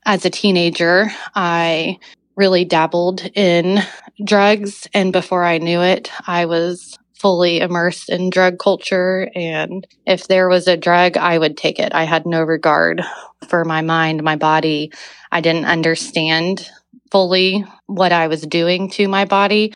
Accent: Oklahoma City, Oklahoma, United States; I grew up in Oklahoma City. My parents both born and raised here

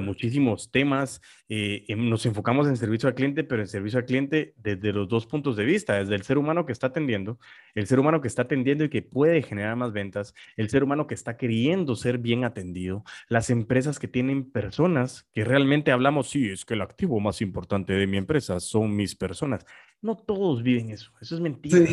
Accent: Guatemala; nosotros como guatemaltecos

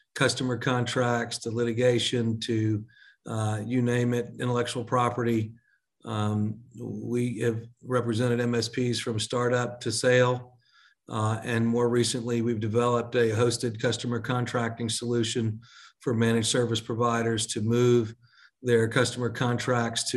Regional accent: Texas, United States; also born or lived in Long Island, New York / New York; I was born in Long Island, New York, and moved to Texas when I was 5 years old.

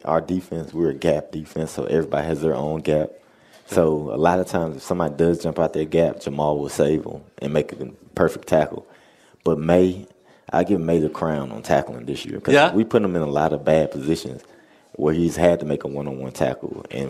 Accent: the South, United States; I would say me and him get along. We're both from the South.

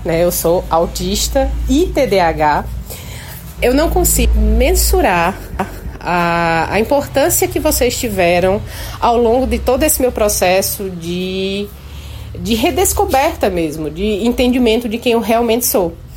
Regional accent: Paraíba, Brazil; sou paraibana, servidora pública

